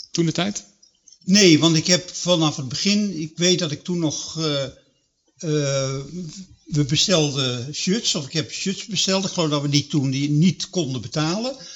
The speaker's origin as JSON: {"language": "Dutch", "town": "Hilversum", "region": "North Holland", "country": "Netherlands", "lives_now": "Middelburg, Netherlands", "said": "Ik kwam uit Hilversum, daar speelde ik toen al een jaar of tien rugby. En toen kwam ik in Middelburg wonen en daar was geen rugbyclub."}